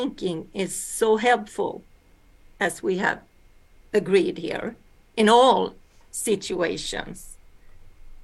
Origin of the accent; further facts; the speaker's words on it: Sweden; also born or lived in Alaska, United States; yes, I am from Sweden. But I am born in America. In Alaska. So I came to Sweden when I was 2 years old.